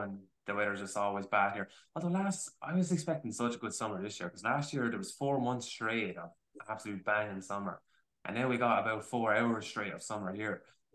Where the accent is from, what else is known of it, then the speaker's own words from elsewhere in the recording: Ireland; as Irish people